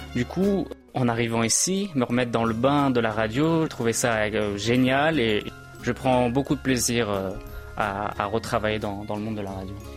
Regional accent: Brétigny-sur-Orge, Île-de-France, France; moved away as an adult; now in Seoul, South Korea; je vivais tout simplement chez mes parents, en région parisienne, euh, d'où je suis. Euh, dans le département de l'Essonne, plus précisément à Bretigny-sur-Orge

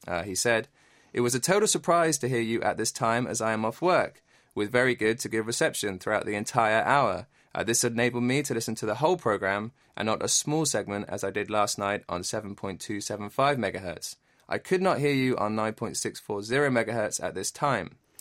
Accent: Bournemouth, South West England, United Kingdom; moved away as an adult; also born or lived in London; now in Korea; I was born in a beautiful town on the south coast. It's called Bournemouth

